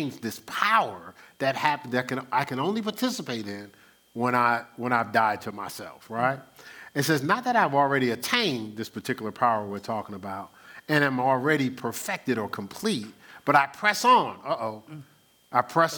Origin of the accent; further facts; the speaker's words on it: Newark, New Jersey, United States; I grew up in Newark, New Jersey.